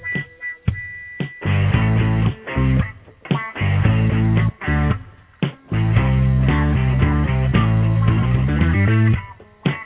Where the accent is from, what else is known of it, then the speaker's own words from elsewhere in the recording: Alaska, United States; I grew up in Alaska